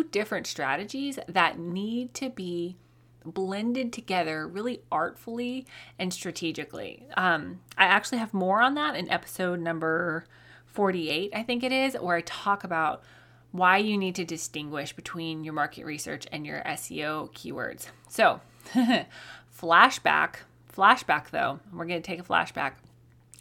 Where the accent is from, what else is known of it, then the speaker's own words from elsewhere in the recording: Colorado, United States; now in Oklahoma, United States; I grew up in Colorado